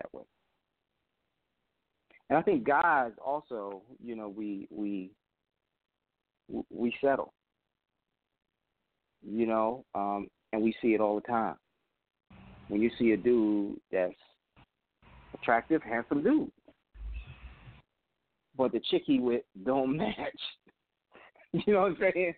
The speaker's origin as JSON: {"language": "English", "region": "New York", "country": "United States", "moved": "yes", "lives_now": "Washington, D.C., United States", "said": "being from New York"}